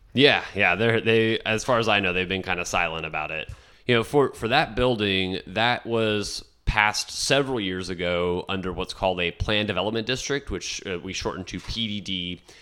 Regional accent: San Benito, Texas, United States; moved away as an adult; also born or lived in Kansas City, Missouri / San Miguel de Allende, Mexico / South Padre Island, Texas / Laguna Vista, Texas; now in San Marcos, United States; my family found our lifelong home in San Benito, Texas

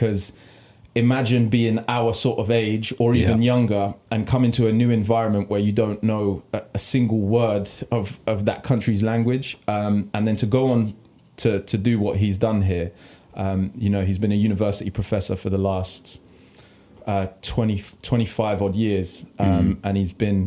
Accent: Bedford, East of England, United Kingdom; Born and bred in Bedfordshire, England

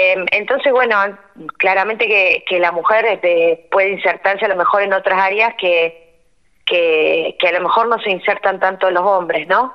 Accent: Rosario, Santa Fe, Argentina; moved away as an adult; also born or lived in Cañada de Gómez area: Cañada Rosquín, Santa Fe; now in Cañada Rosquín, Argentina; soy rosarina y cuando me recibí me vine a vivir acá a Cañada de Rosquín

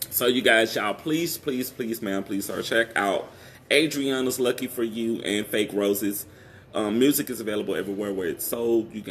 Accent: Shreveport, Louisiana, United States; my hometown, Shreveport, Louisiana.

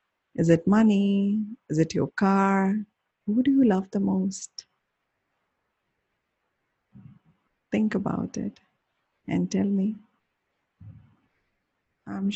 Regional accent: India; I'm from India.

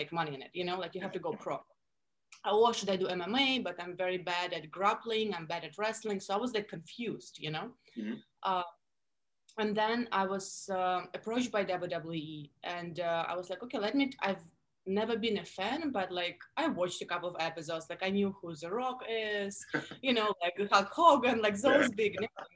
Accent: Russia; accent: Russian; English is a second language; moved away as an adult; now in Miami, United States; I grew up in Russia, born and raised. I moved to the States when I was 21.

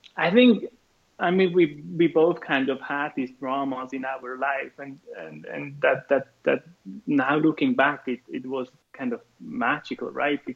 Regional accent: Switzerland; I'm from Switzerland

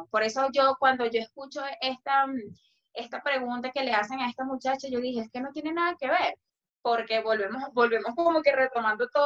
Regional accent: Venezuela; porque yo soy, yo soy más venezolana que nadie.

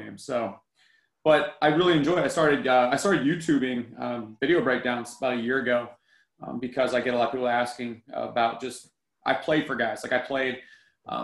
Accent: Philadelphia, Pennsylvania, United States; moved away as an adult; also born or lived in Utah / Los Angeles, California; now in Texas, United States; I'm actually from Pennsylvania originally. I grew up in Philadelphia.

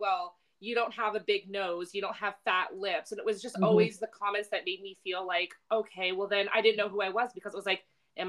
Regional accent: Halifax, Nova Scotia, Canada; I grew up in Halifax

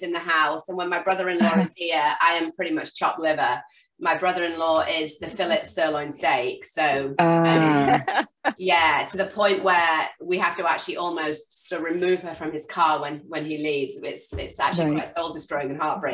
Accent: England, United Kingdom; now in United States; I've lived in the US for longer than I ever lived in the UK

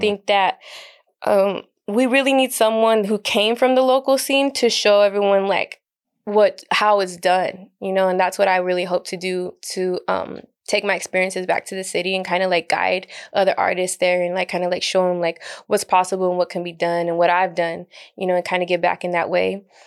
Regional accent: El Paso, Texas, United States; moved away as an adult; I spent most of my life there

